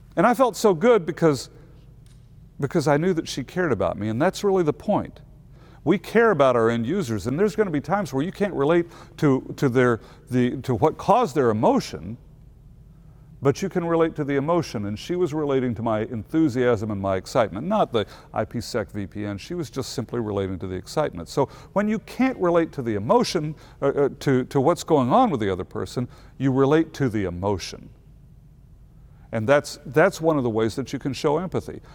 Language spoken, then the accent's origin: English; Missouri, United States; I'm from Missouri